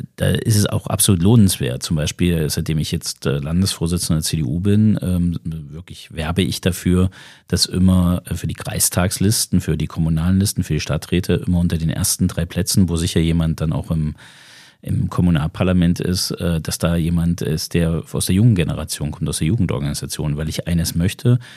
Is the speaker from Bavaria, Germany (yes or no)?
no; Zimmritz, Thuringia, Germany; also born or lived in Belgium / United States; das ist mein Heimatort. da stamme ich her